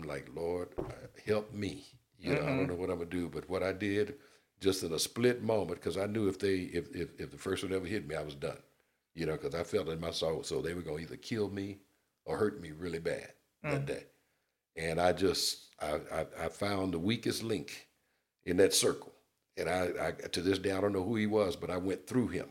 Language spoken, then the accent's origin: English; the South, United States; now in California, United States; I'm from the South